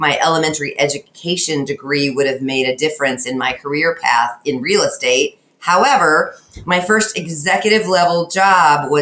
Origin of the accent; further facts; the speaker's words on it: Knoxville, Iowa, United States; I grew up in a small town just south of Des Moines, Iowa, called Knoxville